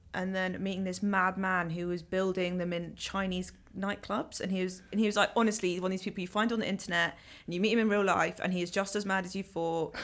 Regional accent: London, United Kingdom; I'm from Ealing.

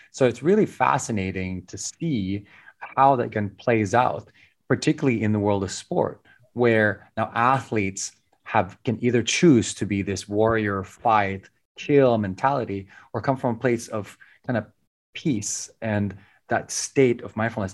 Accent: Philippines; growing up in the Philippines

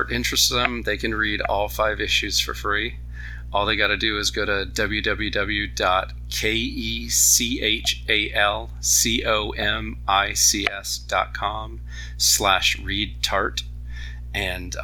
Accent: Oakland Park, Florida, United States; down here in my hometown, Oakland Park, Florida, which is basically just Fort Lauderdale

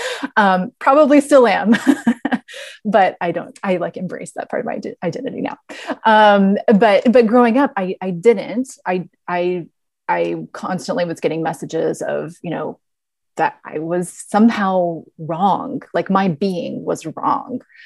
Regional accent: the South, United States; I was a very curious, very um, deep thinking um, little girl growing up in the South

